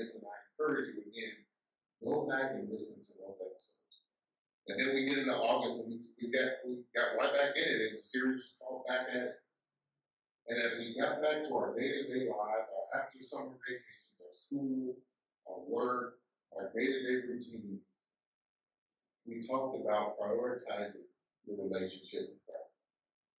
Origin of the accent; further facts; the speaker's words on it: Chicago, Illinois, United States; now in Tulsa, United States; my hometown in Chicago